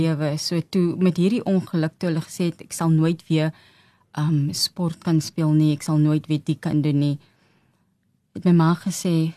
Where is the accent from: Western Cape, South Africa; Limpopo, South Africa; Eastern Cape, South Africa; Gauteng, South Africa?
Gauteng, South Africa; Johannesburg; Ons is van Johannesburg. Hmm um, in Revelie groot geword.